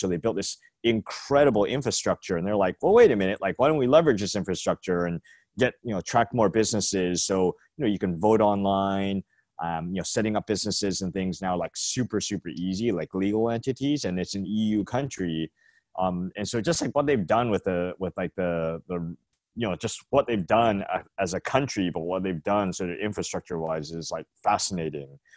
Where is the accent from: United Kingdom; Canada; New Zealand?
Canada; moved away as an adult; now in San Francisco, United States; I'm Canadian, but, um, moved here, like, when I was, like, twenty-four, twenty-five